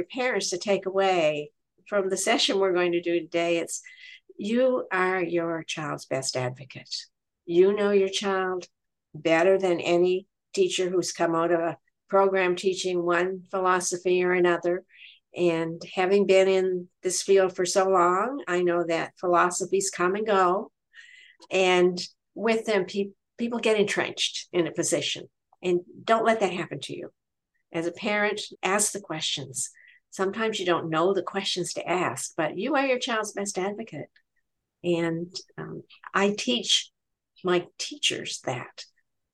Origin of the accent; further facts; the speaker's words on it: Nova Scotia, Canada; I'm from Nova Scotia, Canada